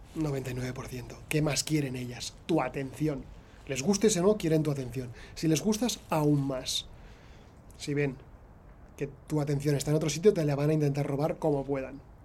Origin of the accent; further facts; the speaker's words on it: Spain; soy millennial eh, de España